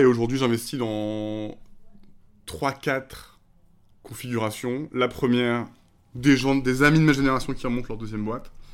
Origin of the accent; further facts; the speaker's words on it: La Rochelle, Nouvelle-Aquitaine, France; j'ai grandi en plus à La Rochelle